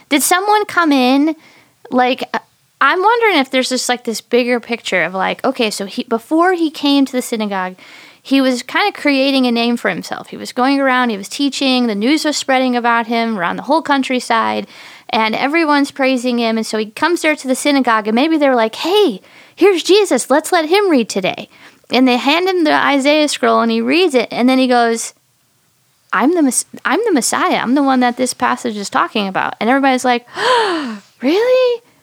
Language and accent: English; Michigan, United States; now in South Elgin, United States; This has been my hometown for the longest time. Before that, it was Michigan.